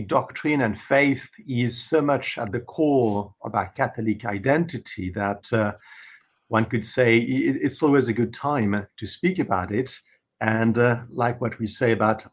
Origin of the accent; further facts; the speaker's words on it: France; moved away; also born or lived in Paris; I was brought up in the Mass in French, in my in my country of origin, in France, and in the country, and in Paris